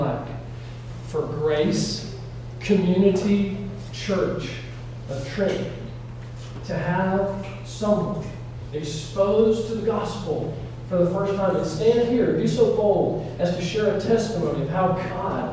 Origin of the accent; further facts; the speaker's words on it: Elizabethton, Northeast Tennessee, United States; I'm from Northeast Tennessee, a little place called Elizabeth.